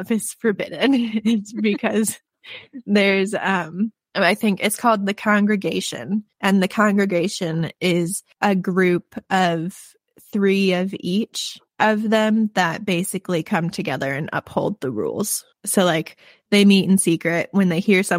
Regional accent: Midwest, United States; I am from the Midwest

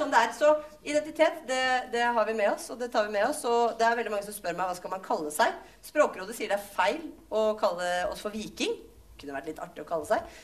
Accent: Jessheim, Viken, Norway; jeg kommer fra Jessheim Ullensaker

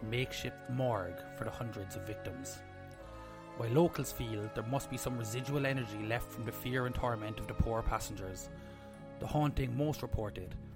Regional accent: Cobh, Munster, Ireland; We're from Cove

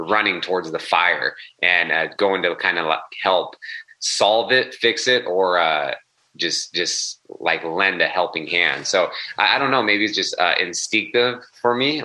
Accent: Sacramento, California, United States; I grew up in Sacramento, California

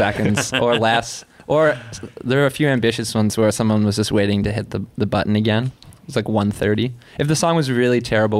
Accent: Hubley, Nova Scotia, Canada; So I'm from Hubli

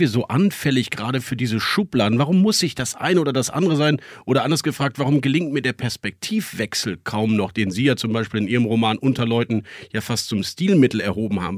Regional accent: Bonn, North Rhine-Westphalia, Germany; Wir kommen beide aus dem Bonner Umfeld

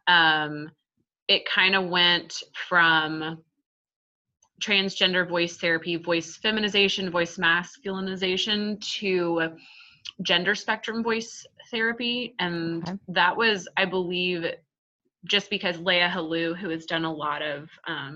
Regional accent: Texas, United States; I'm Texan

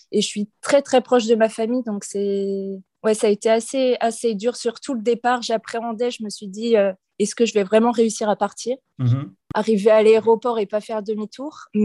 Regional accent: Nantes, Pays de la Loire, France; moved away as an adult; now in Canada; Alors moi, je viens de Nantes, j'ai 28 ans, je travaillais en France dans une école maternelle auprès des enfants. Donc euh, j'ai voulu partir au Canada

